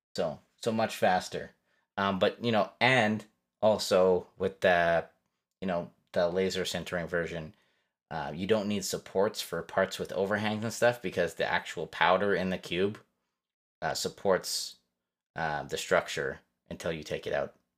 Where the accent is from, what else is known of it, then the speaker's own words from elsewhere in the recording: Canada; Fellow Canadian